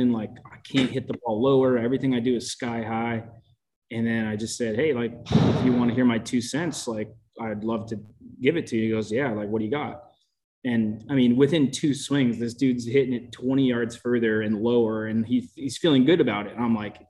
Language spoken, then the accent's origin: English; Oakland, California, United States; moved away as an adult; I found a job actually back in my hometown, like Oakland, California